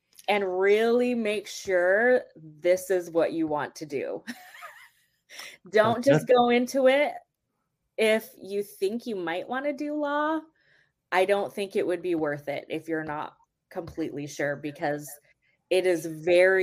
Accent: Canada; moved away; also born or lived in Vancouver, British Columbia; I'm Canadian

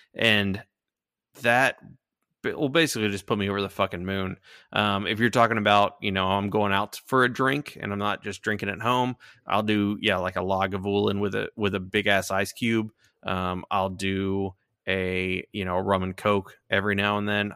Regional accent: Houston, Texas, United States; we grew up in Houston

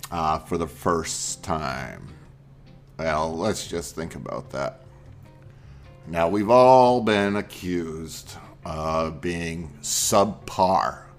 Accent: Maine, United States; I grew up with lakes, rivers, and oceans. I grew up in Maine

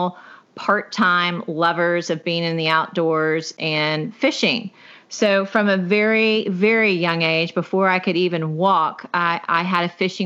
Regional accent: Houston, Texas, United States; also born or lived in Navasota, Texas; I'm from Houston, Texas, but my parents in the late 70s bought a piece of property right outside of Houston.

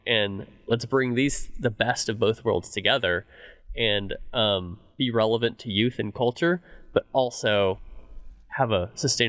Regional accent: Dallas, Texas, United States; I grew up in Dallas, I'm a Fuel fan

